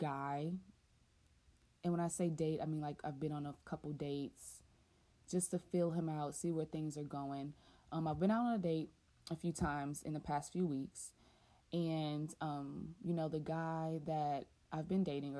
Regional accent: the South, United States; I'm from the South, born and raised, and never lived anywhere else

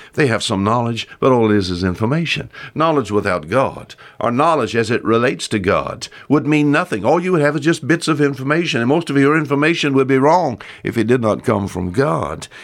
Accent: Bon Secour River, Alabama Gulf Coast, United States; I was raised on the Bonsuku River here

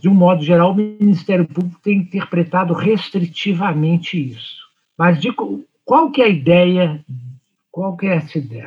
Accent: Brazil; somos nacionais, somos brasileiros e brasileiras

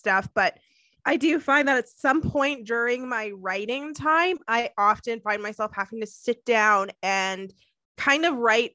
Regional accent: Canada

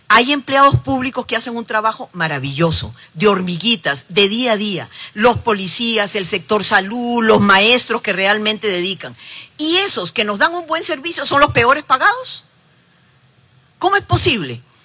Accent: Costa Rica; como costarricenses

